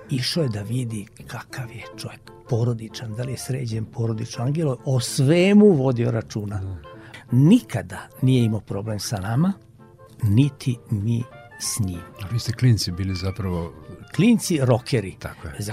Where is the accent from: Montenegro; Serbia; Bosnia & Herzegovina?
Serbia; Mramorak, Vojvodina; ja sam rođen u Banatu, jedno malo mesto, Mramorak se zove kod Pančeva.